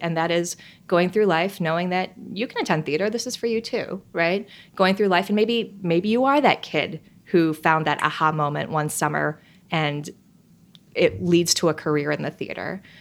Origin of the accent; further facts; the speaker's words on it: Milwaukee, Wisconsin, United States; I grew up in Milwaukee, Wisconsin, just a suburb north of Milwaukee